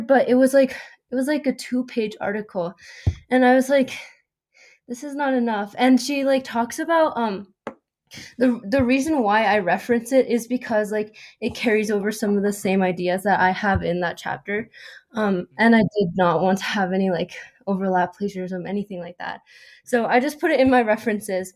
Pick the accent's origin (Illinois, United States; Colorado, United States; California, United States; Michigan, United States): Colorado, United States; I was born and raised in Colorado